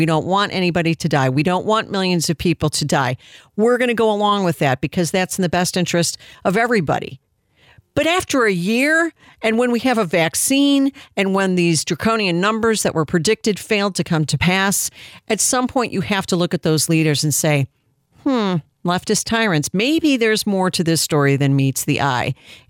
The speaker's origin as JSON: {"language": "English", "region": "Texas", "country": "United States", "said": "my home state of Texas"}